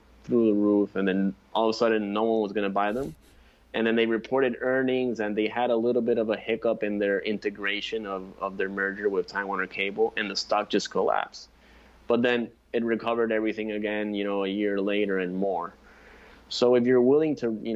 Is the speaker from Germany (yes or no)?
no; San Juan, Puerto Rico; I'm from San Juan, Puerto Rico.